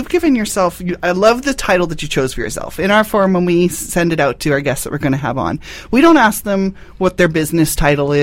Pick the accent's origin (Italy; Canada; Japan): Canada; Northern Ontario; somebody that I grew up with in Northern Ontario